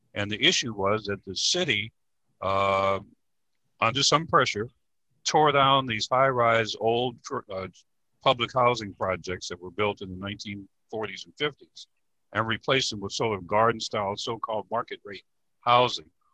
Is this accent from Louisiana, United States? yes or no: yes; New Orleans, Louisiana, United States; also born or lived in Hampton Roads, Virginia; now in Virginia, United States; I'm from New Orleans originally